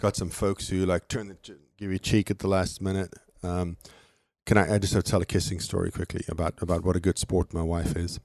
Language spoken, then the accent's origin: English; South Africa; moved away; fly down to my hometown